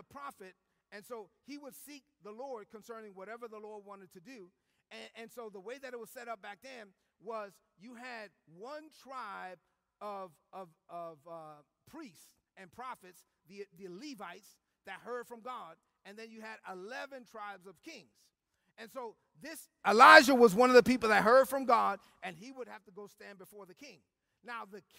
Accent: New York City, New York, United States; I'm from Brooklyn, because I'm from Brooklyn.

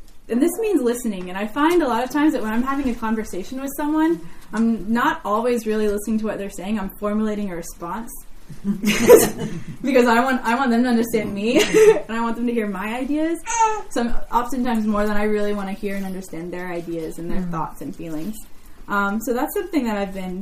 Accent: United States; growing up in America

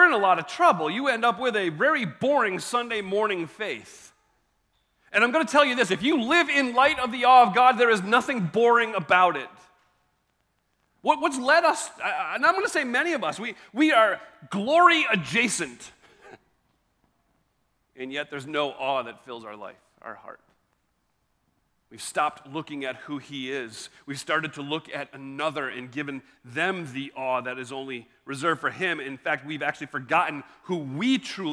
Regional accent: Maryland, United States; I'm from Maryland

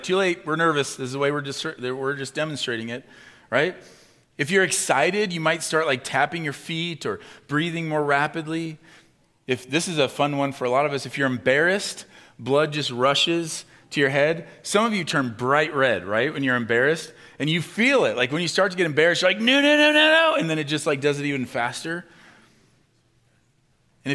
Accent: Midwest, United States; especially as Midwesterners, and I'm a Midwesterner

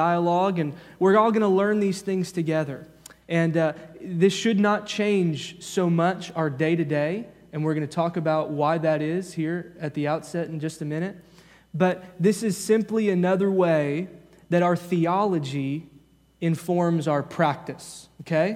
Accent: the Bible Belt, United States; growing up in the Bible Belt

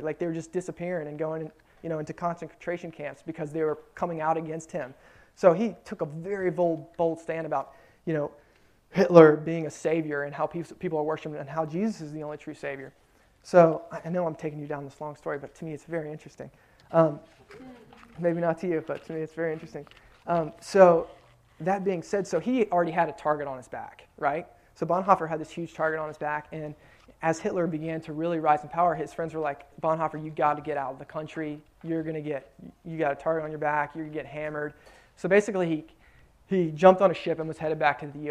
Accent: United States; as an American

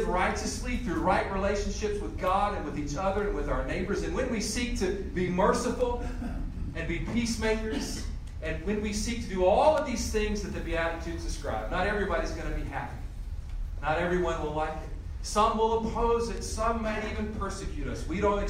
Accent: Greensboro, North Carolina, United States; my hometown of Greensboro, North Carolina

